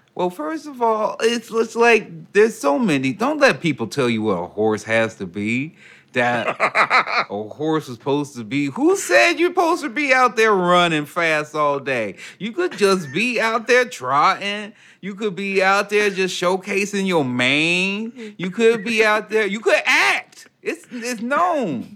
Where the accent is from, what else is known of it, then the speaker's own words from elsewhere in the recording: Chicago, Illinois, United States; the Chicago Bulls, my hometown mm-hmm. team.